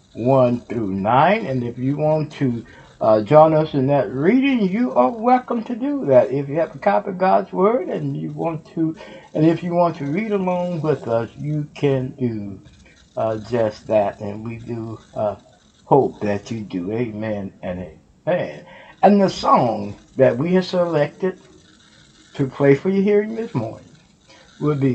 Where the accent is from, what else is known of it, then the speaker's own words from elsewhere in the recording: Houston, Texas, United States; now in Ohio, United States; That's my home state, Houston, Texas. And we from Houston, Texas